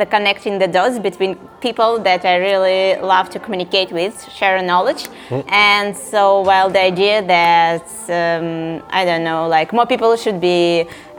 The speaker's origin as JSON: {"language": "English", "region": "Saint Petersburg", "country": "Russia", "said": "I'm from Russia"}